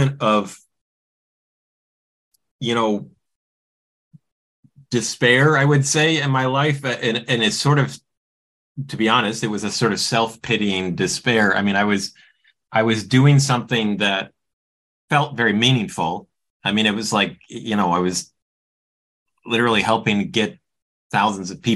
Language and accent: English; Midwest, United States; I'm from the Midwest